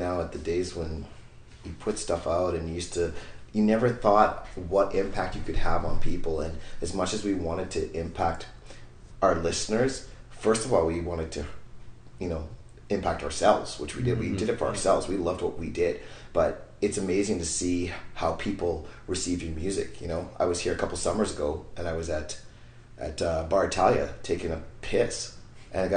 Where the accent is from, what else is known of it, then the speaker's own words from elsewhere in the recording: Winnipeg, Manitoba, Canada; we're from Winnipeg